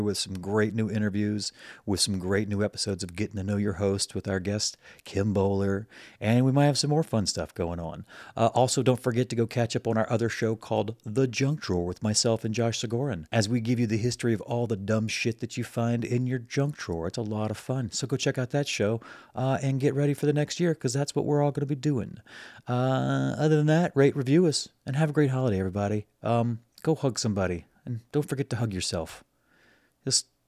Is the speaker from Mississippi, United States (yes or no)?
yes; Mississippi Gulf Coast, United States; now in Chicago, United States; I'm from the Mississippi Gulf Coast originally